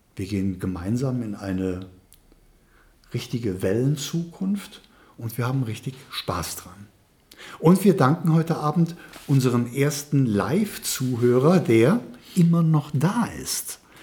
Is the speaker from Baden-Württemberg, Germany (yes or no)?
no; Trier, Rhineland-Palatinate, Germany; ich als geborenes Moselkind und geborener mhm. Eifelaner, ich bin aus Trier